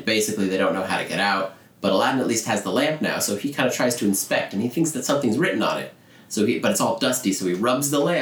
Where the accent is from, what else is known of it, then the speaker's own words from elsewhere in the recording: Orlando, Florida, United States; that's my hometown, guys. I'm from Orlando